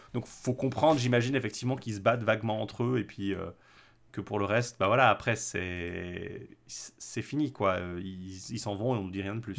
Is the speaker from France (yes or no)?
no; French-speaking Switzerland, Romandy, Switzerland; je suis suisse-roman